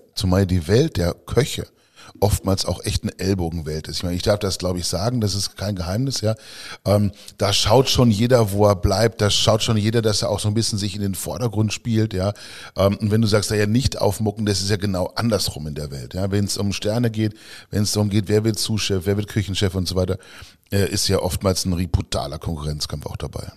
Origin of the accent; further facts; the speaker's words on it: Lower Saxony, Germany; bei uns in Niedersachsen